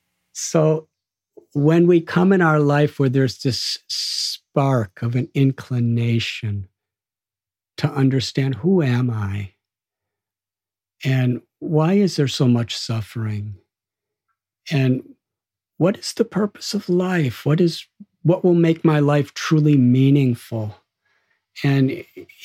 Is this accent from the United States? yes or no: yes; Chicago, Illinois, United States; also born or lived in India; I'm from Chicago